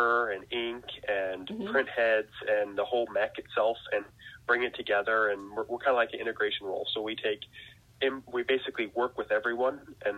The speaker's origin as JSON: {"language": "English", "town": "Weiser", "region": "Idaho", "country": "United States", "moved": "yes", "lives_now": "Lebanon, United States", "said": "I'm from Weezer, Idaho"}